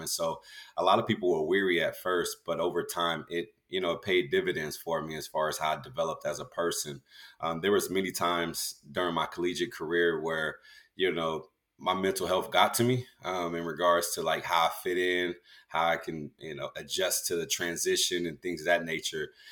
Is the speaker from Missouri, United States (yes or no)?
no; California, United States; also born or lived in Galveston, Texas; I was born in Galveston, raised in California